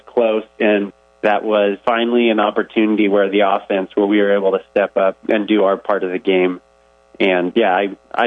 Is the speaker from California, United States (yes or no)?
yes; Ripon, California, United States; moved away as an adult; I grew up in the California Central Valley